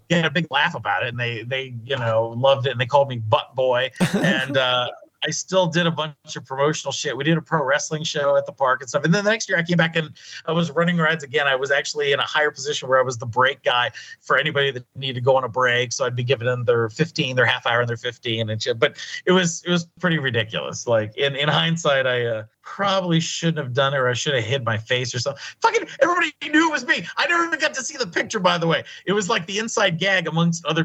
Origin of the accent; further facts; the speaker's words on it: Crawford County, Pennsylvania, United States; also born or lived in Erie, Pennsylvania; now in Las Vegas, United States; I was born in Erie. I grew up in Crawford County.